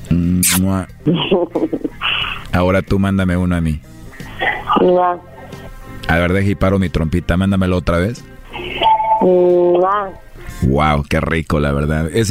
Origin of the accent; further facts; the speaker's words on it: Mexico; Así somos los mexicanos.